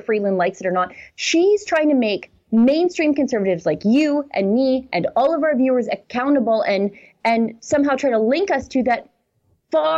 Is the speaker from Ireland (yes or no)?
no; Fort Saskatchewan, Alberta, Canada; my hometown of Fort Saskatchewan